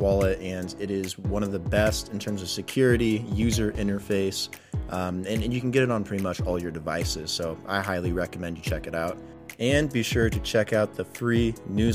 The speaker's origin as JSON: {"language": "English", "region": "Oregon", "country": "United States", "tie": "born or raised there", "also_born_or_lived": "Las Vegas / California / Medellin", "moved": "as an adult", "said": "I grew up in Oregon and then I currently live part-time in Las Vegas"}